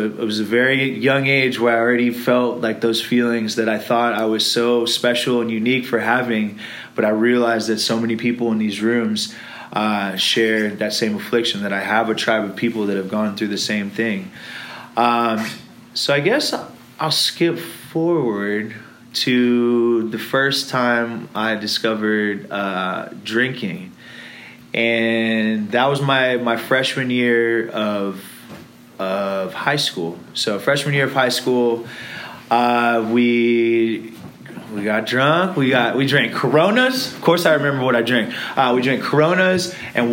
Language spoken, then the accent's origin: English; Irvine, California, United States; also born or lived in Los Angeles, California / England; Was born in Los Angeles. We lived there for about 4 years. And then we decided to moved to Irvine.